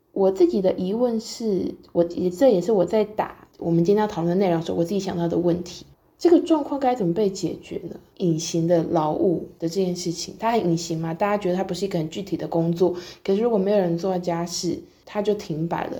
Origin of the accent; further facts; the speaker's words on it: southern Taiwan, Taiwan; moved away as an adult; 我是南部人